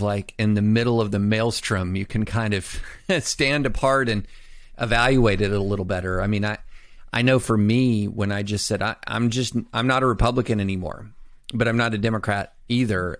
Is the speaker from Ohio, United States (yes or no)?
no; Kentucky, United States; also born or lived in Alabama / Tennessee / Nashville; I was born in Alabama, raised in Tennessee and mainly Kentucky